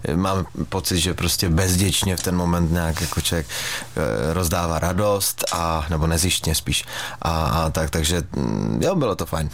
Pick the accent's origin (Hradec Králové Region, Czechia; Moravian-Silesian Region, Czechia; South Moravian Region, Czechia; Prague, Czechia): Moravian-Silesian Region, Czechia; Frýdek-Místek; my třeba ve Frýdku